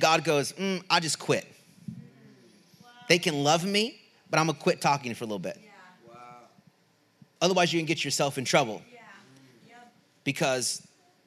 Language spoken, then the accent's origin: English; Southern California, United States; moved away as an adult; also born or lived in Redding, California; Southern California, I grew up 15 minutes from the border. In Southern California, on the lower eastern part of California